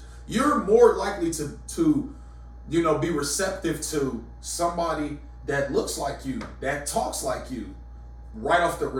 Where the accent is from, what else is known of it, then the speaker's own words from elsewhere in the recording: Reynoldsburg, Ohio, United States; I'm from what is Reynoldsburg, Ohio.